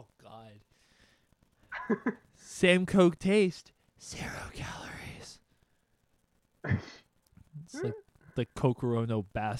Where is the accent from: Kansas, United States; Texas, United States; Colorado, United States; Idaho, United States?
Texas, United States; Austin; Oh, I'm from Austin.